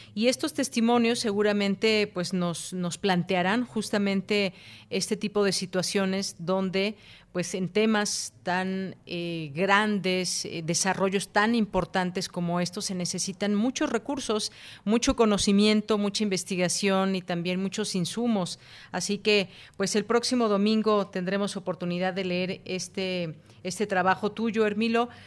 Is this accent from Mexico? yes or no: yes; Mexico; como mexicanos